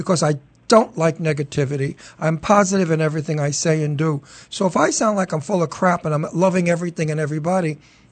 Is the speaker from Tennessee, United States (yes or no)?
no; New York City, New York, United States; accent: Astoria, Queens accent; also born or lived in Brooklyn; I was born in Brooklyn and I lived there till I was 4 years old. And then we moved to Astoria, Queens, where I really grew up as a teenager